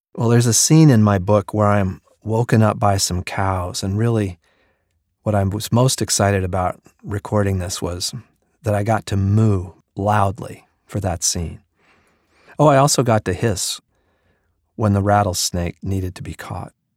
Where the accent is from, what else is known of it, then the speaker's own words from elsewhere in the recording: Colorado, United States; now in New York City, United States; I live in New York City, but I grew up in Colorado